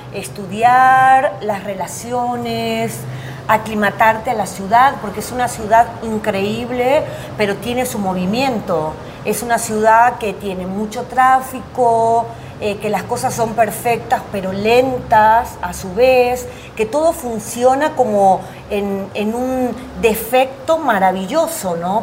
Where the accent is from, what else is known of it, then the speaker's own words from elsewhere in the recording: Tucumán, Argentina; moved away as an adult; also born or lived in Buenos Aires / Veracruz, Mexico; now in Mexico City, Mexico; yo nací en Buenos Aires y viví en el norte, que es la provincia de Tucumán